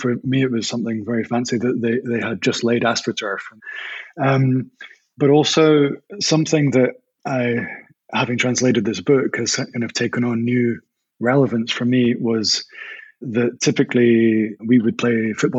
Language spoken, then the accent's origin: English; Stirling, Scotland, United Kingdom; moved away as an adult; also born or lived in Mexico City, Mexico / Latin America; now in Berlin, Germany; I grew up in Stirling, a small town in central Scotland.